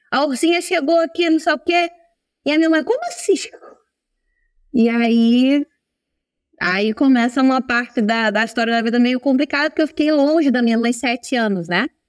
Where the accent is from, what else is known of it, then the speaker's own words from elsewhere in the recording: Italy; also born or lived in Brazil; Eu nasci no Brasil e eu vim para Itália quando eu era um bebê ainda, com os meus pais.